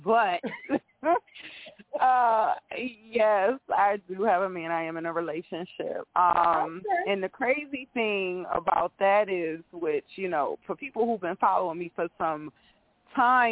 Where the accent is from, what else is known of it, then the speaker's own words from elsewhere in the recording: Bridgeport, Connecticut, United States; now in North Carolina, United States; Everybody think I'm from New York when they hear me talk, but I'm originally from Bridgeport, Connecticut.